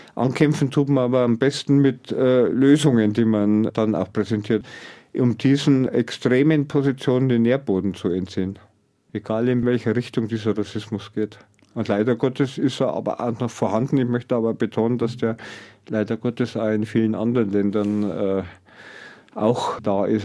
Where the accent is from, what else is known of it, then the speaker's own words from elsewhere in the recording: Pfaffenhofen an der Ilm, Bavaria, Germany; meine Heimat, vor dem Landratsamt Pfaffenhofen